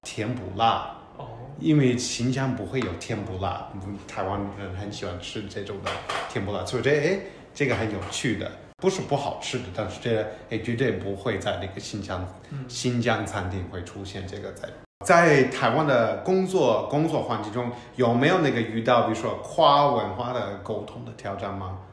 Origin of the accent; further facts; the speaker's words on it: United States; now in Taiwan; 来自美国这个快秃头的学习长